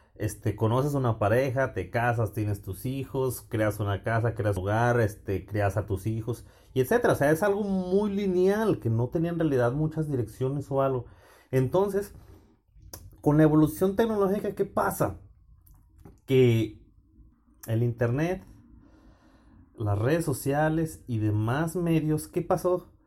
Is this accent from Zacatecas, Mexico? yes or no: yes; Fresnillo, Zacatecas, Mexico; moved away as an adult; also born or lived in Texas; now in Champaign-Urbana, United States; Soy nacido y crecido en Fresnillo